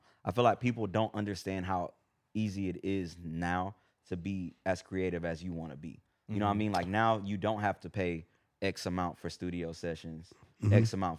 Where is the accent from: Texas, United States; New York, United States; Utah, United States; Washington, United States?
Texas, United States; San Antonio; also born or lived in Houston; I grew up in San Antonio and Houston.